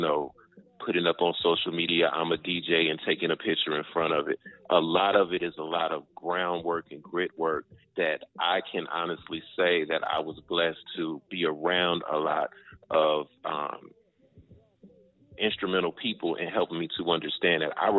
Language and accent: English; Chicago, Illinois, United States; now in Atlanta, United States; Born and raised in Chicago. I have been here in Atlanta for umpteen years